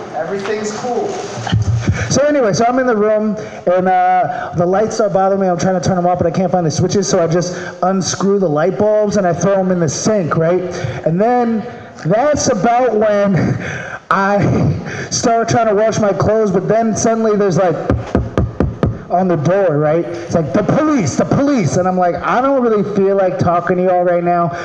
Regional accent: Maryland, United States; moved away; I'm from Maryland.

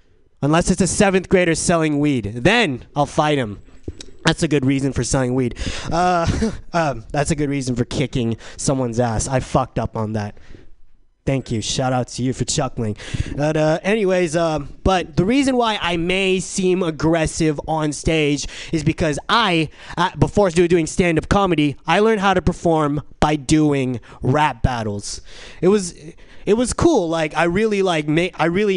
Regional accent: San Diego, California, United States; now in San Francisco, United States; I'm from San Diego

